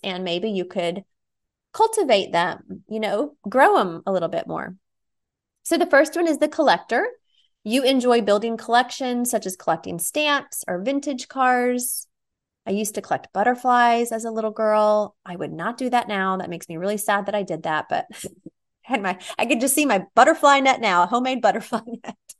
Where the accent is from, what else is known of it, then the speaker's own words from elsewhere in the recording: Nashville, Tennessee, United States; moved away; Nashville, my hometown